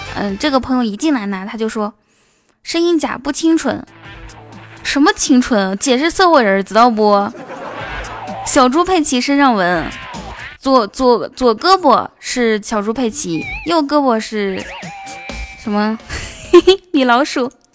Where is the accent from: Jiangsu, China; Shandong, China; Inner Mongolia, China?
Inner Mongolia, China; moved away; 我是内蒙古的孩子，我可以套马